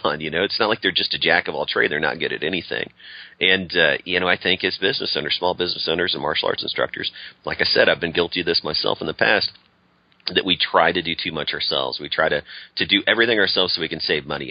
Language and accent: English; St. Louis, Missouri, United States; now in Austin, United States; I grew up around St. Louis